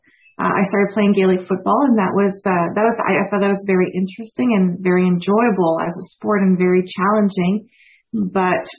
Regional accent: Montreal, Quebec, Canada; I'm born and raised in Montreal

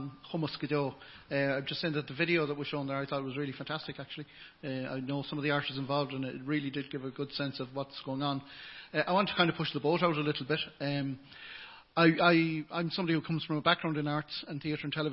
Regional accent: England, United Kingdom; now in Ireland; If I was born in England, as I was, and I was Irish to the English people

